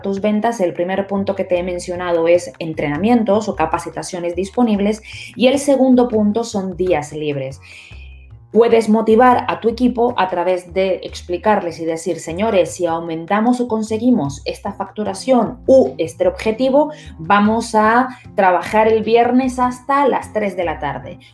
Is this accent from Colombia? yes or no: no; Spain; Nosotros como españoles